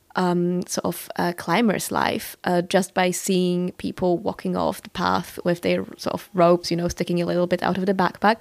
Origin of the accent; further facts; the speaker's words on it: Warsaw, Masovian Voivodeship, Poland; moved away as an adult; I was born in Warsaw and I lived there for uh, two decades before I moved out